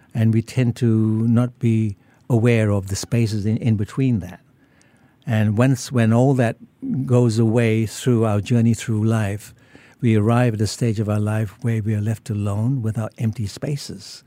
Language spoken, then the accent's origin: English; Singapore; moved away as an adult; also born or lived in Muar, Johor, Malaysia / New South Wales, Australia; now in Australia; then I moved over to Singapore in nineteen fifty at the age of, um, ten, and I w, went to school here, and I finished all of m, my, my schooling in Singapore